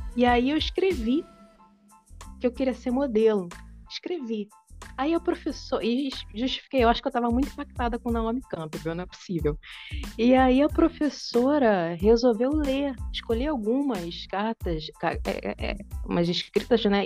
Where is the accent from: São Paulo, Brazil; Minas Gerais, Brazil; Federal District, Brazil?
Minas Gerais, Brazil; interior of; é de onde eu venho, é de onde minha família vem